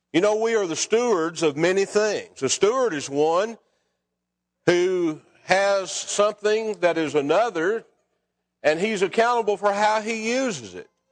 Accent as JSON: {"language": "English", "town": "Scottsville", "region": "Kentucky", "country": "United States", "tie": "born or raised there", "said": "When I was a boy growing up in Scottsville, Kentucky, we lived on North Sixth Street"}